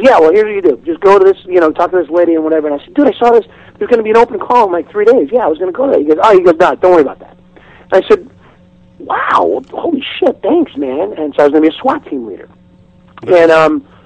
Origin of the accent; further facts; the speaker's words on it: Seattle, Washington, United States; I'm from Seattle